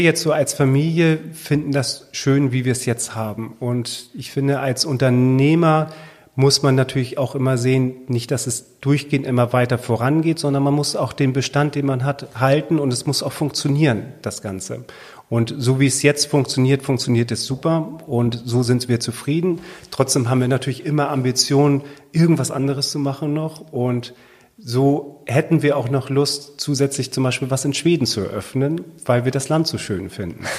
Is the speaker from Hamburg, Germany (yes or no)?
no; Sylt, Schleswig-Holstein, Germany; wenn man hier geboren ist auf der Insel, ist es schon schön, auf dieser Insel zu leben